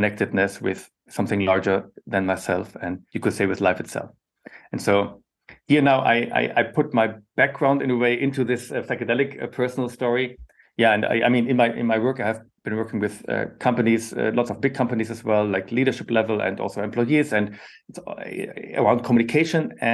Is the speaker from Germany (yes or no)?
yes; western Germany, Germany; I was born and grew up in Germany, in Western Germany, close to the Dutch border